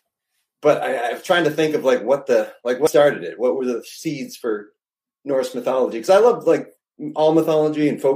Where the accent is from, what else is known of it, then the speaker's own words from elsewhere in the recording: Haverhill, Massachusetts, United States; I grew up in Haverhill, Mass, which is on the border of New Hampshire